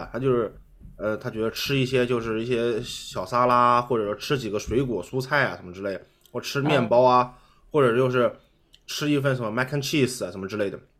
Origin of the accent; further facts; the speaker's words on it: China; moved away; 我不是，因为我中国人也是这样。